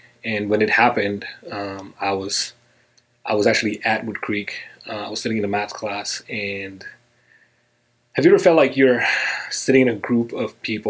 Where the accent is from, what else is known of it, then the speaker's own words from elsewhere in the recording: India; now in United States; Okay, well, I was born and raised in India. I moved to the United States in 2001. It all began for me in India, really.